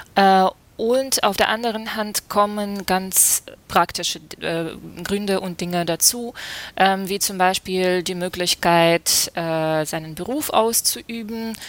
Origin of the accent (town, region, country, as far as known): Kharkiv, Kharkiv Oblast, Ukraine; born or raised there; German is a second language; moved away as an adult; now in Germany